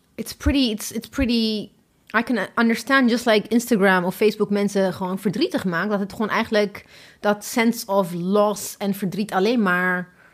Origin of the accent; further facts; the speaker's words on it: Ethiopia; now in Netherlands; ik kom hier uit Ethiopië